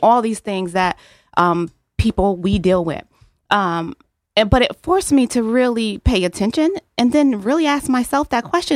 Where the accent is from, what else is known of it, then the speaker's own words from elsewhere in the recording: New Haven, Connecticut, United States; I'm born and raised in New Haven, Connecticut